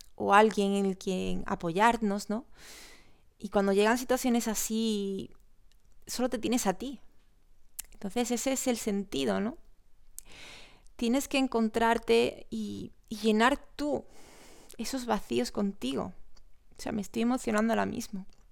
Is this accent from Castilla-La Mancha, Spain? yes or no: no; Córdoba, Andalusia, Spain; soy de Córdoba